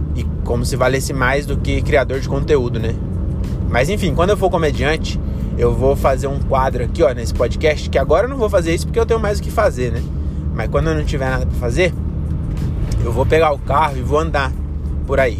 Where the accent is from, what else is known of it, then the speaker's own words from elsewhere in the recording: Francisco Morato, São Paulo, Brazil; moved away as an adult; now in Cajamar, Brazil; eu sou de Francisco Morato